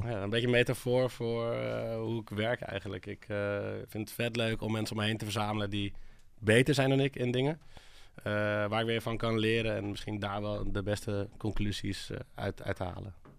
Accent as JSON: {"language": "Dutch", "town": "Hoorn", "region": "North Holland", "country": "Netherlands", "tie": "born or raised there", "moved": "yes", "lives_now": "Amsterdam, Netherlands", "said": "ik kom uit Hoorn, een klein, eh, klein stadje boven Amsterdam"}